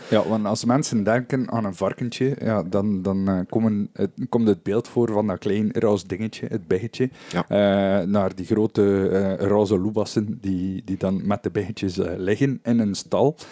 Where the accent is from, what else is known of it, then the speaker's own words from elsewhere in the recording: West Flanders, Belgium; Bij ons in West-Vlaanderen